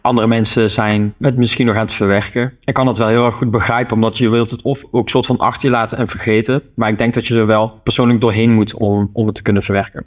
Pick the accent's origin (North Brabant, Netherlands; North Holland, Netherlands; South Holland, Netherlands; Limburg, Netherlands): Limburg, Netherlands; Buchten; ik kom uit de buurt van Sittard, mhm. maar ik kom oorspronkelijk uit een dorpje genaamd Buchten